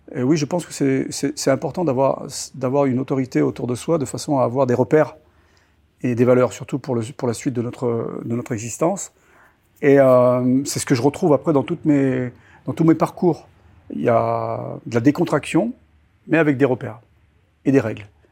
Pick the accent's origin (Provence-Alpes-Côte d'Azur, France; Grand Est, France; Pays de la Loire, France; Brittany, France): Provence-Alpes-Côte d'Azur, France; Toulon; Je suis né à Toulon euh, en 1964. Et euh, je vivais dans un petit village à une trentaine de kilomètres de, de Toulon qui s'appelle Pignan